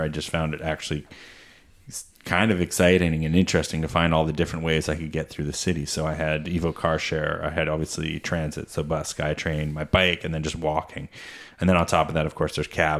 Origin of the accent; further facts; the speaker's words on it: Peterborough, Ontario, Canada; I grew up in Peterborough